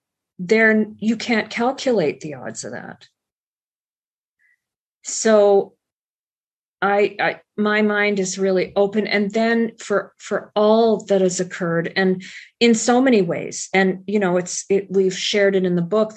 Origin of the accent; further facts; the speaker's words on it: Alabama, United States; born there; My father was in the U.S. Air Force, and I was born on Maxwell Air Force Base in Alabama.